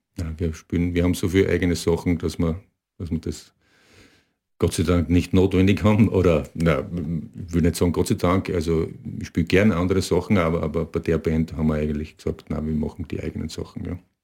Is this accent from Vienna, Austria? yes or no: no; area of Graz and south of it, Styria, Austria; Wir, wir kommen aus der Gegend von ja, Graz und äh, südlich davon.